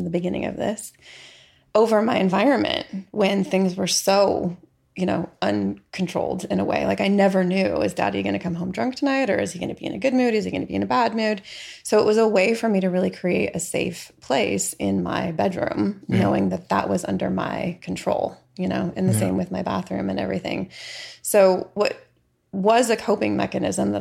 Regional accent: San Diego, California, United States; also born or lived in San Francisco, California / Norman, Oklahoma; we moved back to California. And so I mostly grew up in San Diego.

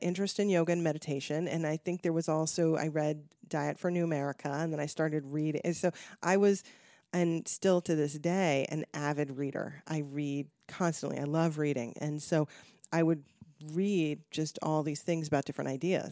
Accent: Connecticut, United States; now in Los Angeles, United States; I grew up in Connecticut

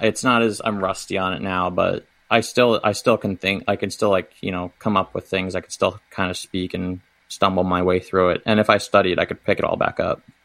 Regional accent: Howard County, Central Maryland, United States; moved away as an adult; also born or lived in Charleston, South Carolina; now in Baltimore, United States; I grew up in Central Maryland, Howard County area

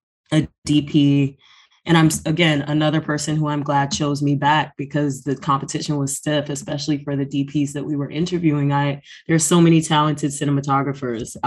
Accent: Atlanta, Georgia, United States; born and raised in Atlanta, Georgia

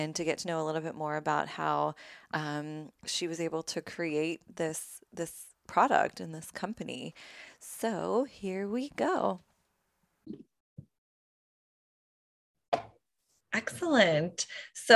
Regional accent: New Jersey, United States; now in Los Angeles, United States; I grew up in New Jersey.

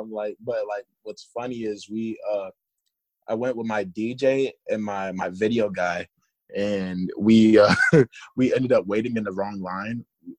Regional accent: Tampa, Florida, United States; I'm from Tampa, so, you know, NASCAR out here is like, NASCAR in Florida is, you know, like a big deal, bro.

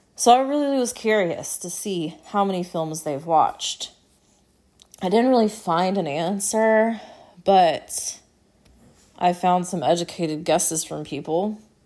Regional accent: United States; As an American

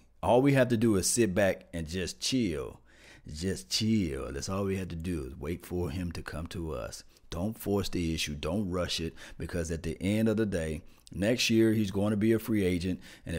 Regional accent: Mississippi, United States; Yeah, Delta Mississippi. If you guys don't know where I'm from Mississippi. Yes, yes, we're from Mississippi.

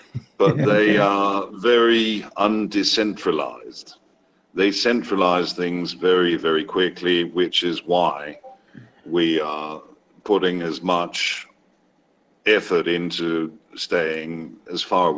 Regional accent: Denmark; also born or lived in Wales / China; My accent is probably one of the weirder ones, really, because from Wales, grew up in Denmark, but the longest I've lived anywhere has been China.

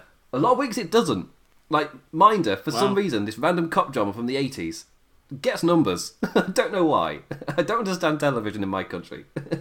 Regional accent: England, United Kingdom; I'm English

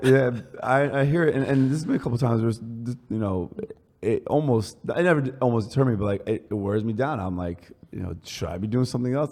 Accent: New Jersey, United States; also born or lived in Paris, France / Manhattan, New York; me and Chris grew up a few blocks away, well, like 20 blocks away from here

